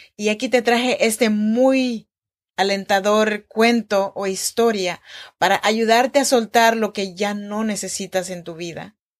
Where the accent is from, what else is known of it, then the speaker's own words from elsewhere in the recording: Chinantla region, Oaxaca, Mexico; now in Sacramento, United States; Yo soy mexicana, oaxaqueña, de la región chinanteca